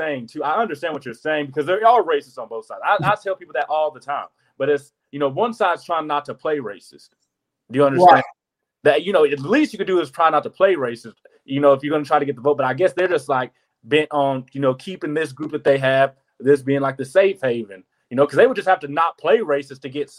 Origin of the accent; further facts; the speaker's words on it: the South, United States; Because I grew up in the South.